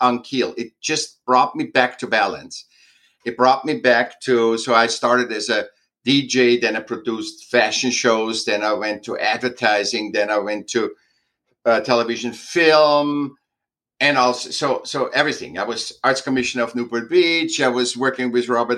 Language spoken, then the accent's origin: English; Vienna, Austria; I was born in Vienna, Austria.